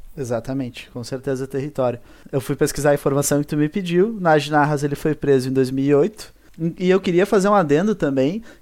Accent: Porto Alegre, Rio Grande do Sul, Brazil; also born or lived in Ipê, Rio Grande do Sul; o bairro que eu morei mais tempo aqui em Porto Alegre foi a Vila Nova.

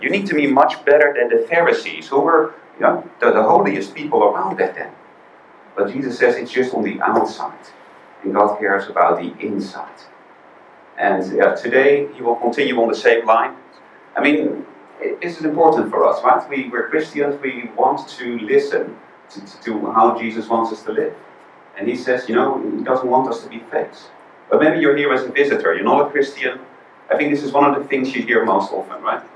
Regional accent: Netherlands; also born or lived in United Kingdom; now in Hong Kong; I'm originally from the Netherlands, although I lived for a long time in the UK.

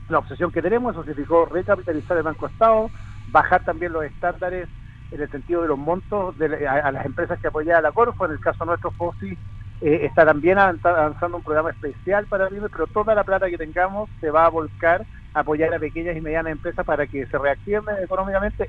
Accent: Chile; seamos los chilenos

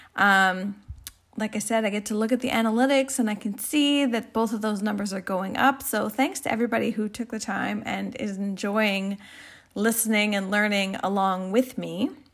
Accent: Canada; I'm Canadian

